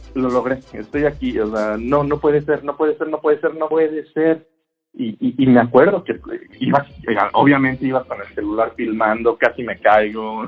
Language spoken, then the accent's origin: Spanish; Mexico; en mi país